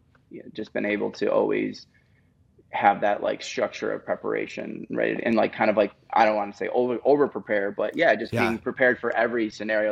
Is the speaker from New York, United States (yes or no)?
yes; Buffalo, New York, United States; moved away as an adult; also born or lived in Nashville; now in Los Angeles, United States; I grew up in Buffalo, New York